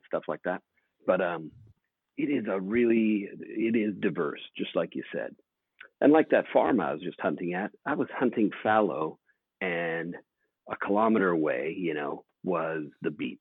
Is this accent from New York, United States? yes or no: no; Oregon, United States; moved away as an adult; also born or lived in Nebraska; now in Australia; growing up in Oregon